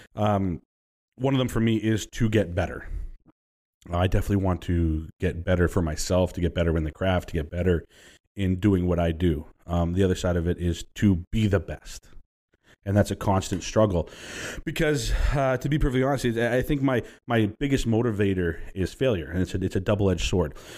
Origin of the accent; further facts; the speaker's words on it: Vancouver, British Columbia, Canada; also born or lived in Burnaby; I grew up in Vancouver and Burnaby primarily